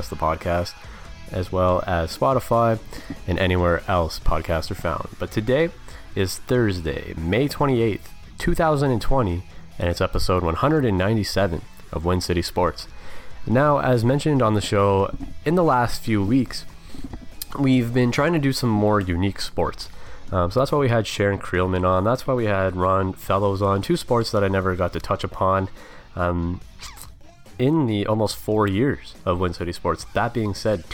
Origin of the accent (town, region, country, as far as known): Canada